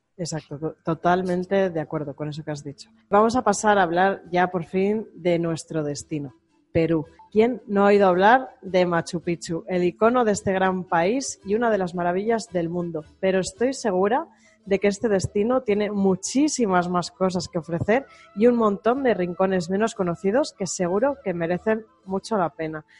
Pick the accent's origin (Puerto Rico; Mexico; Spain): Spain; no somos iguales los españoles